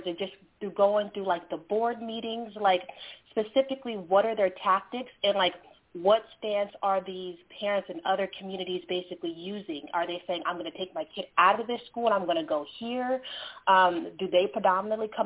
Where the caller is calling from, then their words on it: California, United States; I'm calling from California